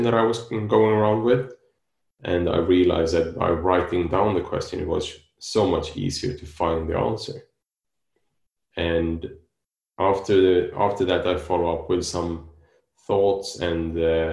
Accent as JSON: {"language": "English", "country": "Sweden", "moved": "yes", "lives_now": "Spain", "said": "I am living in Spain and I'm from Sweden"}